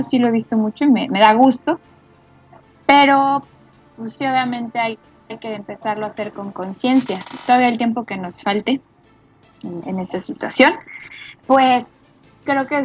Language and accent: Spanish; Mexico; porque soy, además a soy mí mexicana.